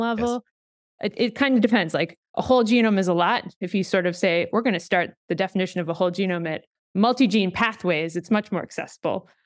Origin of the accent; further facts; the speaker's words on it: Canada; moved away; I'm Canadian